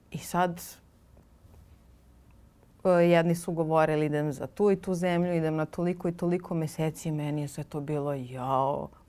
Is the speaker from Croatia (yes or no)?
no; Serbia; moved away as an adult; also born or lived in Cyprus; kada mi kao Srbi nismo imali dozvolu da putujemo po Evropi